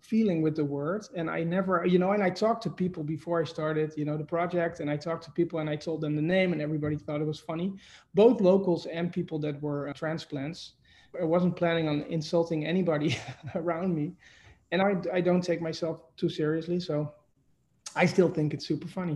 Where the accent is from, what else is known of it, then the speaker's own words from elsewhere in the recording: Netherlands; accent: Dutch; also born or lived in New York City, United States; now in Catskill, United States; my accent is from Holland. So I'm from the Netherlands and I'm from the city.